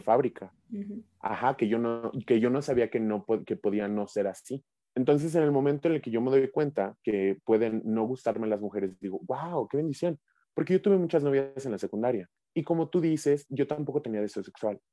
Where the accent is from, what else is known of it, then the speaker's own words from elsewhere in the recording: Mexico City metropolitan area, Mexico; somos del área metropolitana, somos de la Ciudad de México y del Estado de México respectivamente